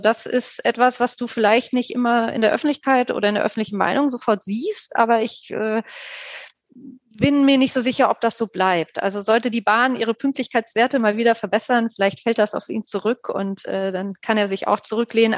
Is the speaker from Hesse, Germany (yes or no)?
yes; Wiesbaden, Hesse, Germany; Wiesbaden, übrigens meine Heimatstadt